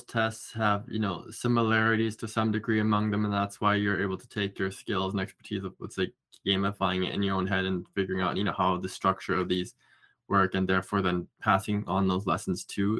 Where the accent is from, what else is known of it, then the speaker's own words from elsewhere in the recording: Canada; now in United States; I grew up in Canada.